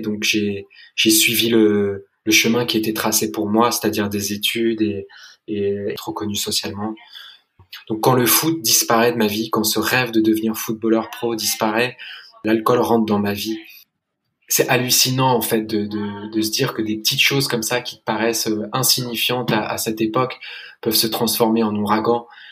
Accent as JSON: {"language": "French", "region": "London", "country": "United Kingdom", "tie": "born or raised there", "said": "J'ai grandi à Londres et j'ai été scolarisé dans, une école anglaise"}